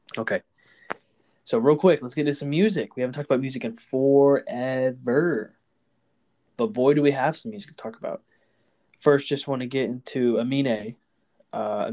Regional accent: Houston, Texas, United States; we're from Houston

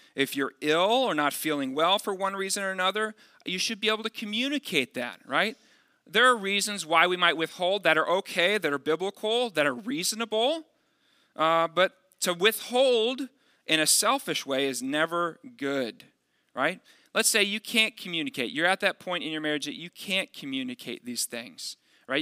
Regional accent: Dallas, Texas, United States; moved away; also born or lived in Midwest; I'm from the Dallas area

